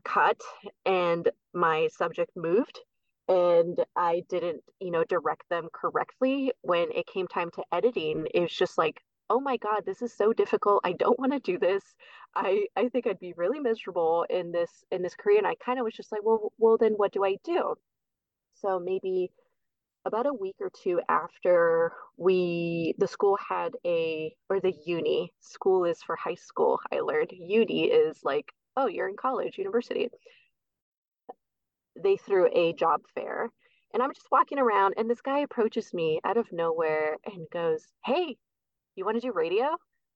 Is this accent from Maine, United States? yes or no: no; Bay Area, East Bay, California, United States; moved away as an adult; now in Oregon, United States; Born and raised in the Bay Area, East Bay, but both my parents are from Guatemala